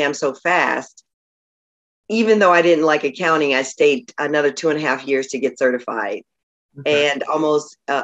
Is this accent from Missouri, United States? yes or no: yes; St. Louis, Missouri, United States; moved away as an adult; now in Los Angeles, United States; grew up in St. Louis, but I moved to Los Angeles right after college. So I consider LA home.